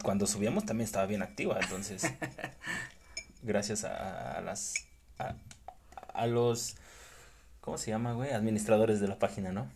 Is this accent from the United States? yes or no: no; Mexico; siendo mexicano